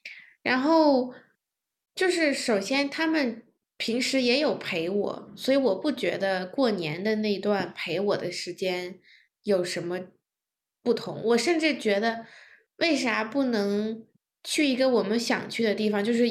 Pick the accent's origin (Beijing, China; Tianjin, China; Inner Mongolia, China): Beijing, China; moved away as an adult; now in United States; 平时我在北京也可以吃很多